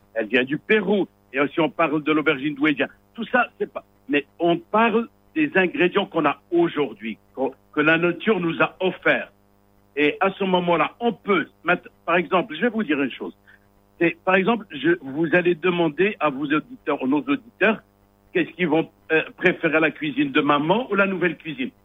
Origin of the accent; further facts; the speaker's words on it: Morocco; also born or lived in Switzerland; c'était pas évident au début quand je suis sorti du Maroc. J'ai bataillé, j'ai étudié, et après, quand je suis revenu